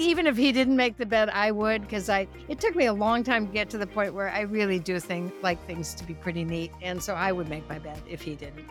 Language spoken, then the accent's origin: English; United States; also born or lived in Norway; I grew up in the United States